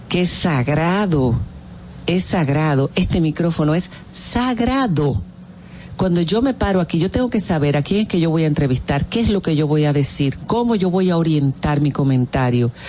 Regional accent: Dominican Republic; moved away; also born or lived in Spain; somos dominicanos

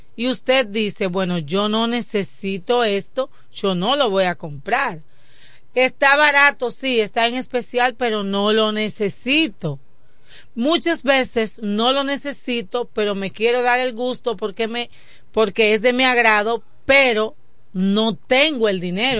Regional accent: Dominican Republic; nos identificaba como dominicanos.

